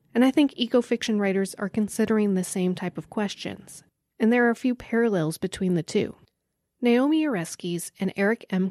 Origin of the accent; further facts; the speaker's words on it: Joplin, Missouri, United States; in my hometown of Joplin, Missouri